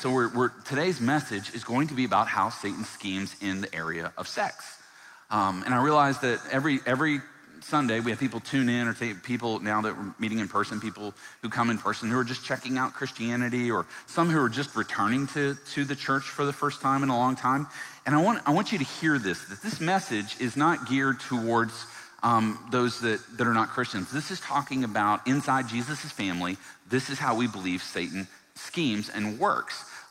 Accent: Virginia, United States; I grew up in the South, in Virginia

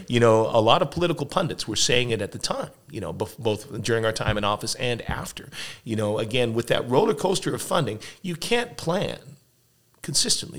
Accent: Edmonton, Alberta, Canada; I grew up here in Edmonton.

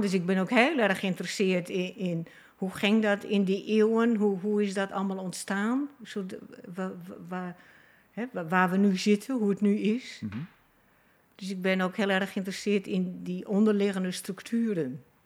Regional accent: Friesland, Netherlands; moved away; ik heb mezelf geplaatst in die familie en in Friesland. Dus dat mijn geboortedorp

